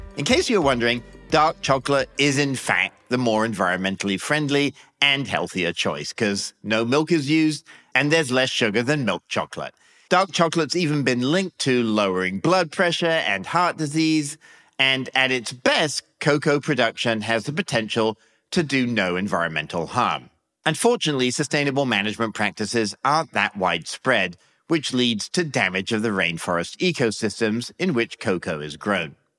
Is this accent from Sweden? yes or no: no; England, United Kingdom; now in United States; I grew up in England